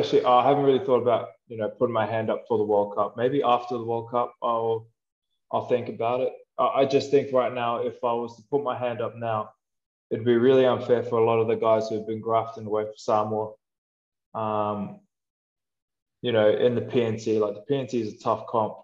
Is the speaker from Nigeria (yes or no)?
no; Australia; moved away as an adult; I grew up playing rugby and I grew up in Australia